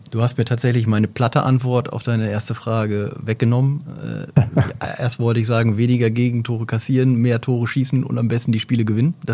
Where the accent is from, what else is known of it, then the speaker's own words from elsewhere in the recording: Oldenburg, Lower Saxony, Germany; Also da kann man doch als Oldenburger mal Gas geben.